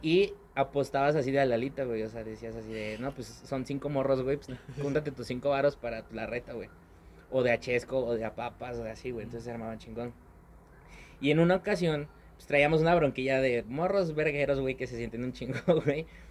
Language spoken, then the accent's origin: Spanish; Mexico City, Mexico; now in Pachuca, Mexico; toda mi infancia la viví en la Ciudad de México